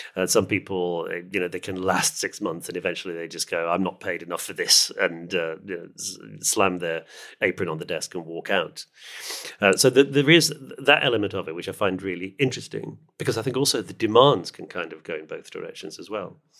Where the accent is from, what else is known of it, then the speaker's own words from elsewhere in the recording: United Kingdom; I'm a British person